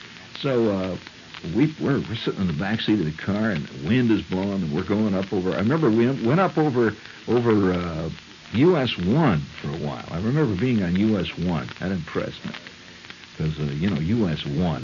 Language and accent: English; Midwest, United States; I was from the Midwest